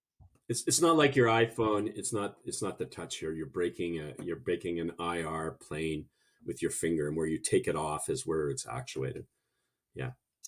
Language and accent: English; Canada; accent: half Canadian; It must be my half Canadian accent.